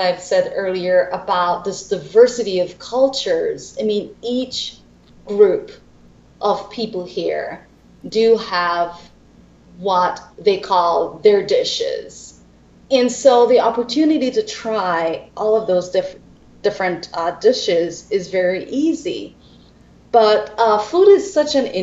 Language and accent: English; Belize